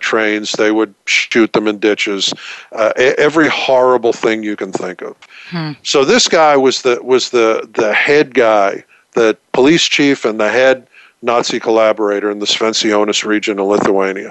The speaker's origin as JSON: {"language": "English", "region": "New York", "country": "United States", "also_born_or_lived": "Texas", "accent": "New York", "said": "I'm a New Yorker, as you can probably tell from the accent. I'm certainly not a Texan from this accent."}